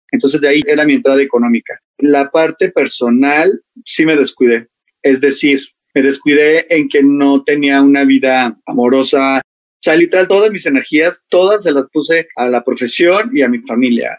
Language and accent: Spanish; Mexico City, Mexico; soy de la Ciudad de México